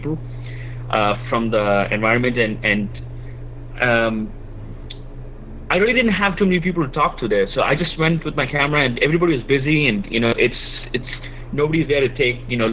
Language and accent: English; Kerala, India; moved away as an adult; now in San Francisco, United States; it's my own, you know, my hometown. So I speak the language. I speak Malayalam